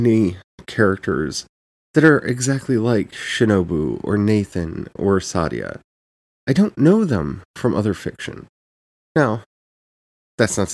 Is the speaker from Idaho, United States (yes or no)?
no; Frederick, Maryland, United States; the town I grew up in Frederick, Maryland